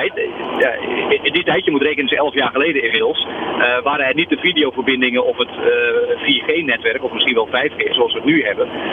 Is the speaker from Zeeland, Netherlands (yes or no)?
yes; Zeeuws-Vlaanderen, Zeeland, Netherlands; ik kom uit Zeeuws-Vlaanderen